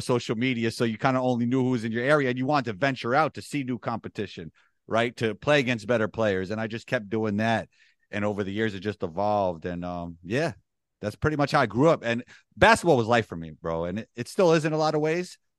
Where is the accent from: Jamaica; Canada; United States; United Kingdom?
United States; New York City, New York; growing up in Riverdale in the Bronx, it's a Jewish community within the Bronx